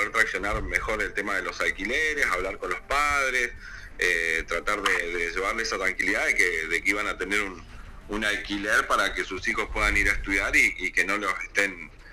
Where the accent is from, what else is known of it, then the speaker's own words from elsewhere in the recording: Gobernador Gregores, Santa Cruz, Argentina; also born or lived in Córdoba; soy nacido en Gobernador Gregores